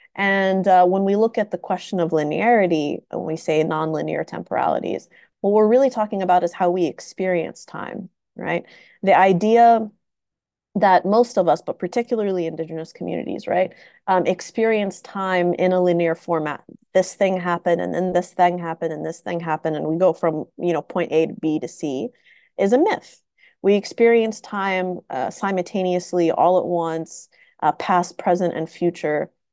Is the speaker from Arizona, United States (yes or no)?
no; Tennessee, United States; moved away as an adult; also born or lived in Saudi Arabia / Washington, D.C. / East Coast; now in California, United States; we came to the US when I was five, and uh, I grew up in Tennessee